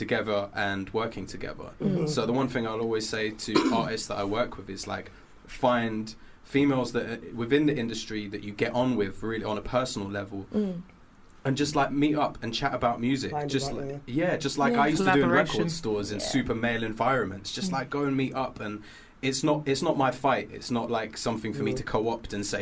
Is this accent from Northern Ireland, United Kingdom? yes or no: no; London, United Kingdom; I grew up in Finsbury Park, and just hip hop was just everywhere